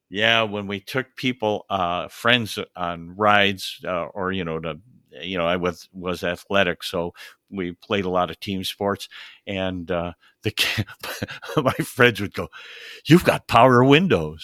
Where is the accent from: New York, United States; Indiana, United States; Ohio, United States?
New York, United States; upstate; I grew up in, uh, upstate New York